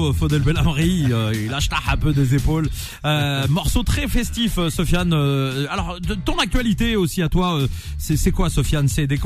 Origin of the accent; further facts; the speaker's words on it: Sidi Bel Abbès, Sidi Bel Abbès Province, Algeria; Sidi Belabès Donc le, berceau du rail.